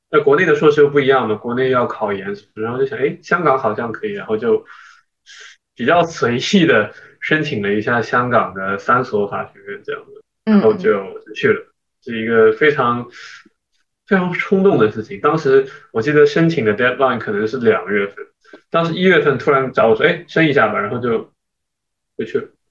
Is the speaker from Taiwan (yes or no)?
no; China; also born or lived in United States / Shanghai; now in Hong Kong; 因为我作为一个中国人